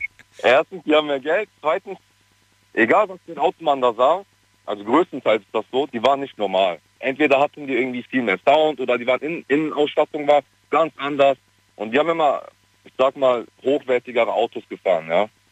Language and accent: German; Cologne, North Rhine-Westphalia, Germany; moved away as an adult; now in Switzerland; ich komme eigentlich aus Köln